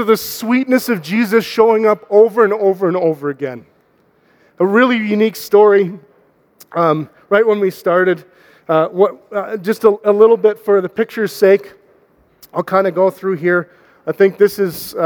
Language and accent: English; Canada; now in Calgary, Canada; We're Canadian